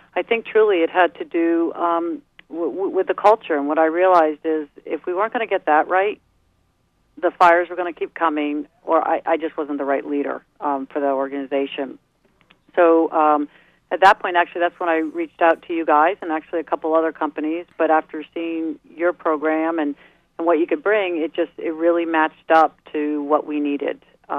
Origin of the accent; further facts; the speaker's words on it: East Coast, United States; I'm sorry, I'm from the East Coast.